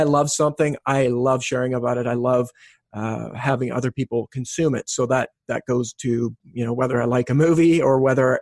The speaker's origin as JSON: {"language": "English", "region": "West Coast of Canada", "country": "Canada", "tie": "born or raised there", "also_born_or_lived": "Australia", "moved": "as an adult", "said": "born and raised in Canada from the West Coast"}